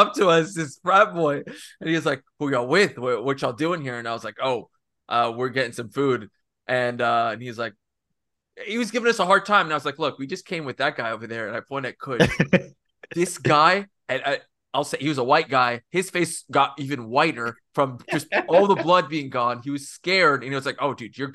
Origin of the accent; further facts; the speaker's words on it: Corpus Christi, Texas, United States; moved away as an adult; also born or lived in McAllen, Texas; now in Birmingham, United States; I grew up in Corpus Christi. That's South Texas